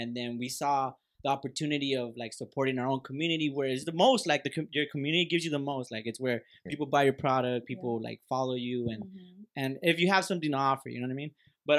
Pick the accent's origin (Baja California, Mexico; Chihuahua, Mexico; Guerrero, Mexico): Guerrero, Mexico; Acapulco; I'm from Acapulco